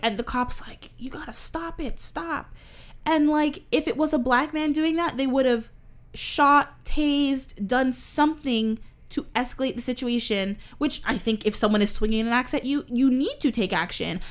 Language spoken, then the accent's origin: English; Toronto, Ontario, Canada; we grew up in Canada. I grew up around a lot of many different cultures. We live in Toronto